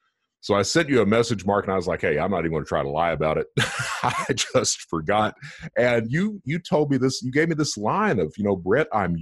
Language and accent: English; Eastern Kentucky, United States; I'm from Eastern Kentucky and I have trouble with words sometimes. You know, we hill dwellers are like that.